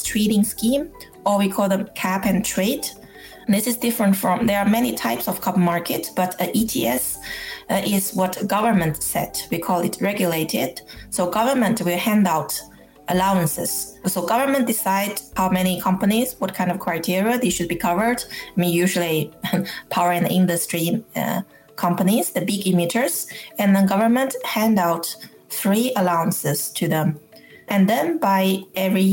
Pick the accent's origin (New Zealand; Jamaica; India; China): China; moved away as an adult; now in Norway; I live in Norway, but I grew up in China